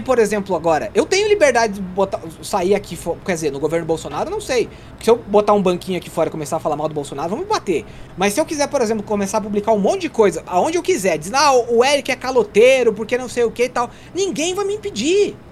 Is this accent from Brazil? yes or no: yes; Santa Catarina, Brazil; born or raised there